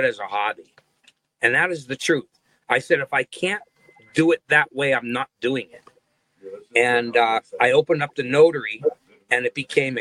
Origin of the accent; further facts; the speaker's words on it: Hazleton, Pennsylvania, United States; moved away as an adult; also born or lived in Nashville, Tennessee; I was from Hazleton